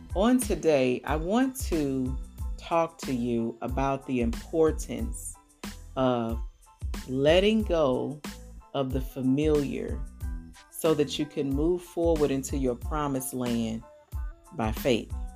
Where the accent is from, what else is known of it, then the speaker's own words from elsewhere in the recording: St. Louis, Missouri, United States; moved away as an adult; now in Atlanta, United States; I was born and raised in St. Louis